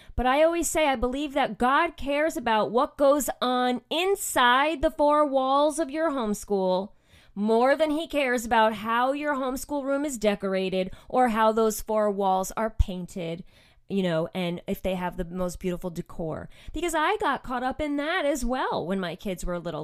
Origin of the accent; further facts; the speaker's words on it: outside of New York City, United States; moved away; I grew up actually outside of New York City